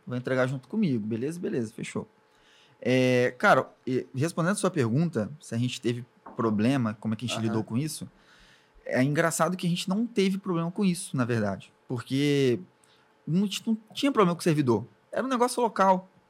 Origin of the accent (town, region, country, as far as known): Espírito Santo, Brazil; born or raised there; also born or lived in Alcobaça, Bahia / Ubu, Espírito Santo